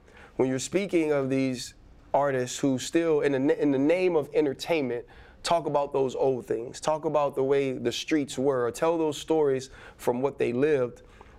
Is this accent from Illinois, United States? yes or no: no; Tarrytown, Louisiana, United States; I'm from Tarrytown. I went mm-hmm. to regular Baptist church in Gretna, right? That's my foundation. My foundation is Christ.